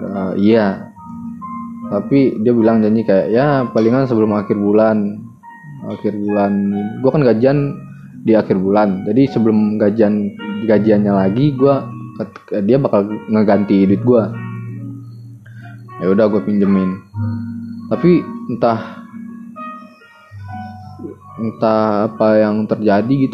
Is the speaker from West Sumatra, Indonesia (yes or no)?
yes; Lubuk Alung, West Sumatra, Indonesia; now in Bekasi, Indonesia; kalau gue ke ke kampung gue nih di Lubuk Alung di Sumatera Barat gue punya temen di situ